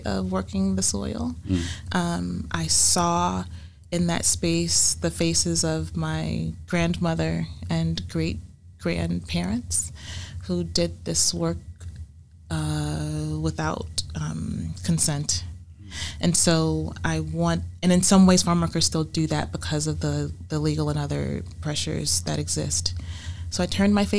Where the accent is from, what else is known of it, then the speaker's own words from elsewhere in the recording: Savannah, Georgia, United States; also born or lived in Hilton Head, South Carolina / Beaufort, South Carolina; I was born and raised in Savannah, Georgia, in the Lowcountry that extends through the Lowcountry of South Carolina.